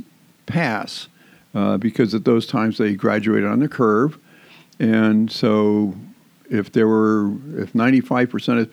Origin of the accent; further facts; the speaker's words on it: Main Line, outside of Philadelphia, Pennsylvania, United States; moved away; I was raised outside of Philadelphia in what is known as the Main Line